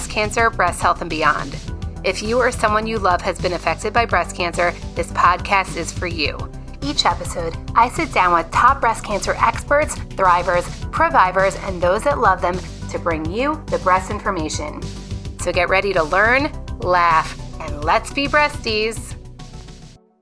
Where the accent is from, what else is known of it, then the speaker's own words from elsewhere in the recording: Florida, United States; I grew up in Florida and I grew up going to Universal